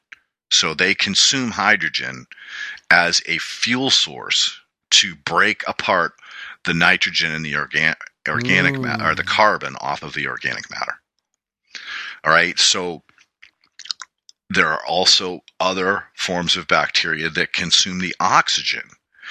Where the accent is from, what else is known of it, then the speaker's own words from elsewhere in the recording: New England, United States; growing up in New England, we had to rake leaves every fall